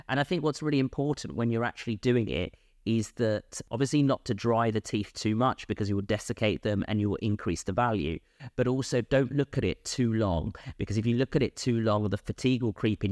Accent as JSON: {"language": "English", "region": "London", "country": "United Kingdom", "tie": "born or raised there", "also_born_or_lived": "Bristol / Bath", "moved": "as an adult", "said": "born and bred in London"}